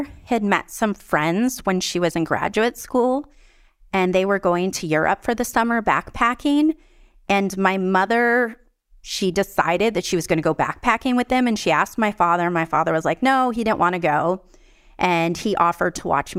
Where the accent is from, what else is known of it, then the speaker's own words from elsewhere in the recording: Tucson, Arizona, United States; I was born in Tucson, Arizona in 1972